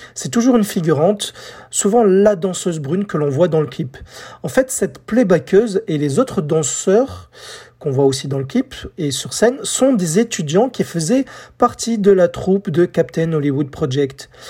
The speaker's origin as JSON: {"language": "French", "country": "France", "said": "chez nous en France"}